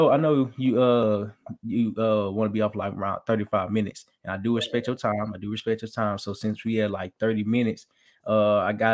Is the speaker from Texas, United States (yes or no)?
no; Arkansas, United States; I'm from Little Arkansas, I was raised by a single mom